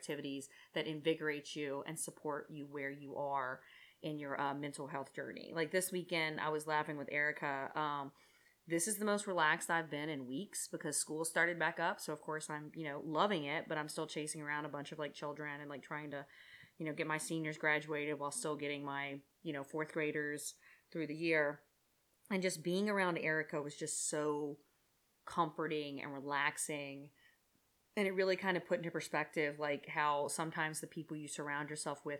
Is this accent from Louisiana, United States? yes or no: yes; Louisiana, United States; we're from Louisiana